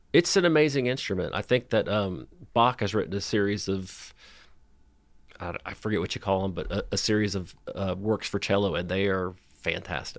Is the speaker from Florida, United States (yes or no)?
yes; Miami, Florida, United States; also born or lived in China / Pacific Northwest / Tuscaloosa / Nashville; now in Knoxville, United States; I grew up in Miami, Florida